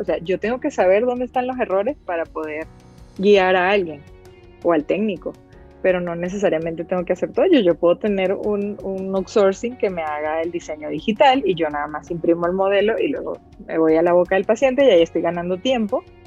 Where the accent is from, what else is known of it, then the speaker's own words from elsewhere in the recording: Caracas, Capital District, Venezuela; moved away as an adult; also born or lived in Italy; now in Guadalajara, Mexico; soy venezolana de corazón. Me crié en Caracas, en la capital, un lugar maravilloso